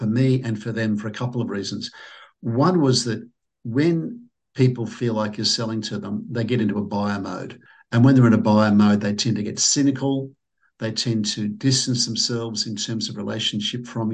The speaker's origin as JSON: {"language": "English", "town": "Sydney", "region": "New South Wales", "country": "Australia", "said": "I'm from Sydney, Australia"}